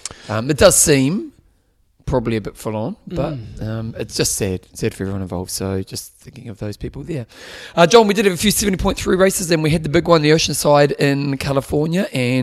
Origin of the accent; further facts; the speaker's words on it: Christchurch, Canterbury, New Zealand; I come from Addington.